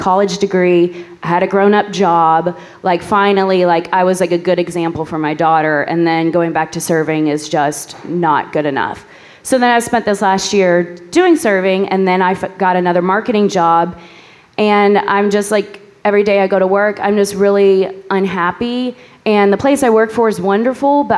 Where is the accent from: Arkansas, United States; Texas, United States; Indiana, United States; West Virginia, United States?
Indiana, United States; New Albany; I'm from New Albany.